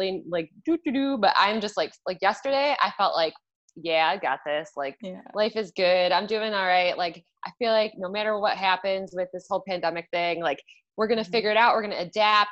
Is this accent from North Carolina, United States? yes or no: no; Macomb County, Michigan, United States; now in Auburn Hills, United States; I grew up in Macomb County, and I actually have lived in Macomb County except for college for my entire life until 2 weeks ago